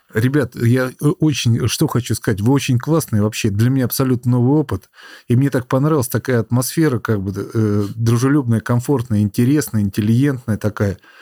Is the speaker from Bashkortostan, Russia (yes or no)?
no; Lipetsk, Lipetsk Oblast, Russia; сам из города металлургов, э, там примерно такой же завод у нас в Липецке.